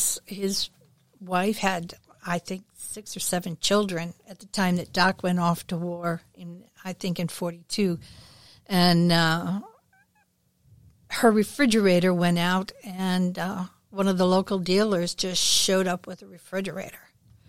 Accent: O'Fallon, United States; I grew up in the Methodist community here in O'Fallon, where the consumption of alcohol was a tad more taboo.

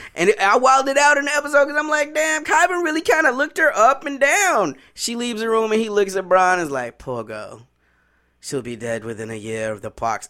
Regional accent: Chicago, Illinois, United States; moved away; also born or lived in the South (US); When I grew up in Chicago was, I was a Southsider

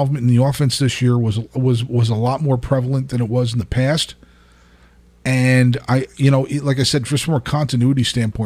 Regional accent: New Jersey, United States; now in Louisville, United States; I'm from New Jersey. I'm genetically obligated

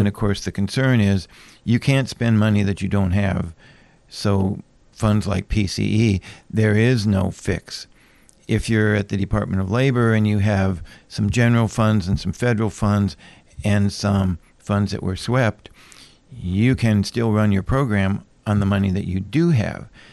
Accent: Anchorage, Alaska, United States; moved away; also born or lived in Hawaii / Madison, Wisconsin; I grew up in Anchorage and left when I was, oh, just around sixty-three, about time of the earthquake and came back in seventy-eight

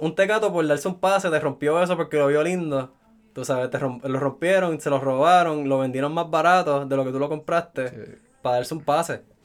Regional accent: Puerto Rico; Soy un sato puertorriqueño aquí

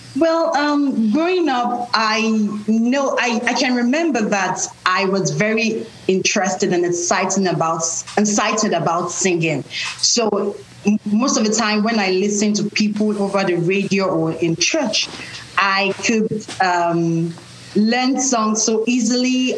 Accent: Nigeria; now in United States; I'm Nigerian. I was born and raised in Nigeria, but I live in the U.S. right now

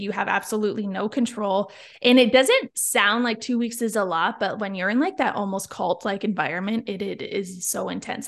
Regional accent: Niagara Falls, Ontario, Canada; moved away; I'm from Niagara Falls, Ontario, Canada

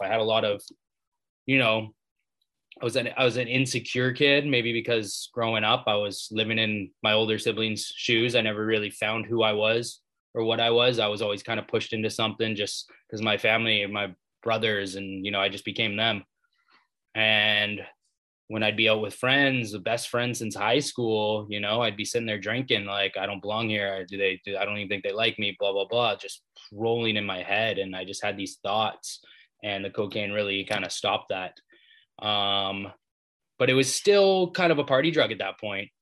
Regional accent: Maple Ridge, British Columbia, Canada; also born or lived in Vancouver; I grew up in Maple Ridge, British Columbia, just outside Vancouver, Canada.

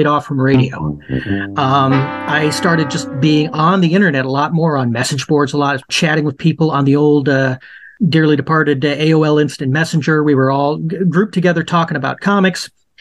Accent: Minnesota, United States; I'm from Minnesota

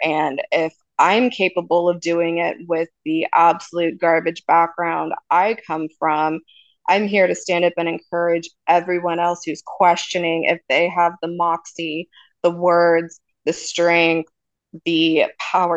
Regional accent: Redding, California, United States; my hometown in Redding, California

